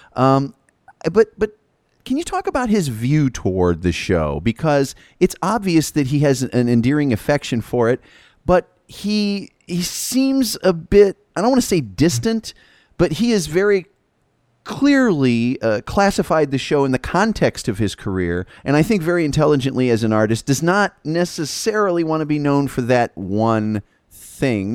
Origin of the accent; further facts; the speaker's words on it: United States; we Americans